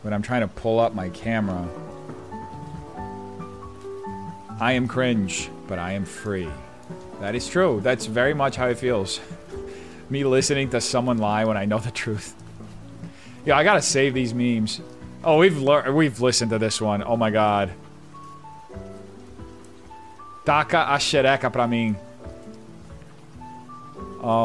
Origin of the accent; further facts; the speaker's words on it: São Paulo, Brazil; moved away; I grew up outside of America. I grew up in Brazil. That's where I'm originally from. Yeah, I'm from São Paulo.